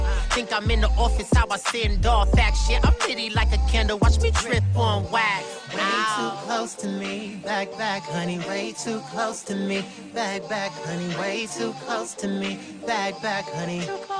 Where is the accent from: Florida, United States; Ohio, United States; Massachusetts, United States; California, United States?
California, United States; Los Angeles; born there; also born or lived in Houston, Texas; I am, so I was born here in Los Angeles. Moved to Houston, Texas.